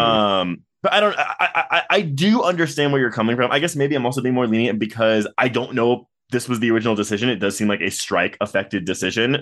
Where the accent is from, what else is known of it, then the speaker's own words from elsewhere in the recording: Texas, United States; I am from Texas